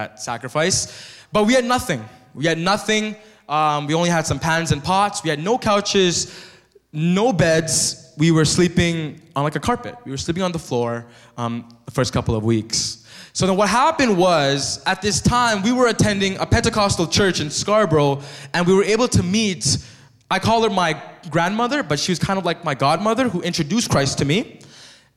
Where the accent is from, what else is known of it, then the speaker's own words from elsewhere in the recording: Thailand; now in Canada; But I grew up as a monk in Thailand.